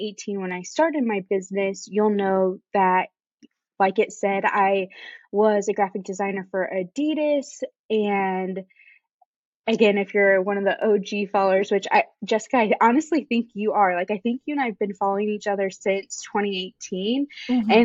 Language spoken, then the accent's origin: English; Indiana, United States; moved away as an adult; also born or lived in Chicago; now in Charleston, United States; I was born and raised in Indiana, but now I live in Charleston with my husband